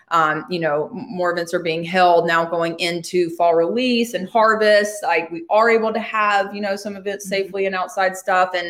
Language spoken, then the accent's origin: English; Alabama, United States; also born or lived in Seattle; you know, I'm from Alabama seems a lot bigger than where I where I where I grew yeah. up and just uh, nowhere.